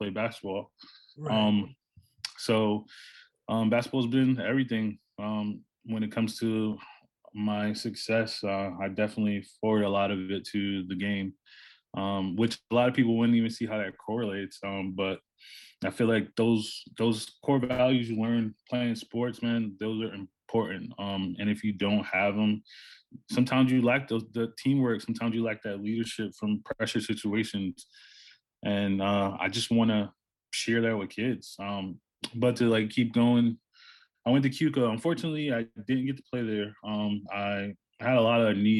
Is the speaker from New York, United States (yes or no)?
yes; New York City, New York, United States; I'm from New York City. I grew up in Harlem